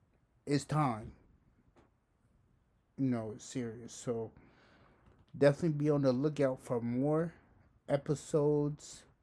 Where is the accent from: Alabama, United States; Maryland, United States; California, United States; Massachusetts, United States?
Massachusetts, United States; Somerville; Born and raised in Somerville, been here my whole life.